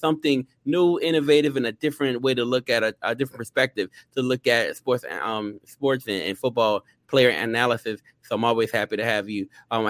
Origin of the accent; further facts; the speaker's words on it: Louisiana, United States; and I am too also from Louisiana, so I'm very, very happy to have him here.